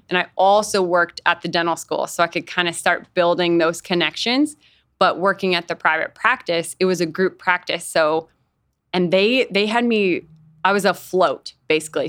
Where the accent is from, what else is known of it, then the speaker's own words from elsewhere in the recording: Fargo, North Dakota, United States; moved away as an adult; also born or lived in Nebraska; I grew up in Fargo, North Dakota